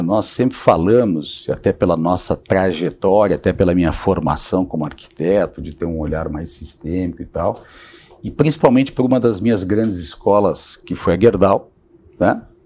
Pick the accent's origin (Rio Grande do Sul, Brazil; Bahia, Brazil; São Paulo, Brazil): Rio Grande do Sul, Brazil; sou gaúcho